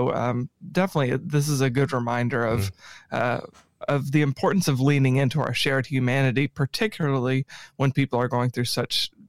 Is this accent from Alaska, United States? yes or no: no; Paducah, Kentucky, United States; born there; I was born in Paducah but I came down here today from Clarksville.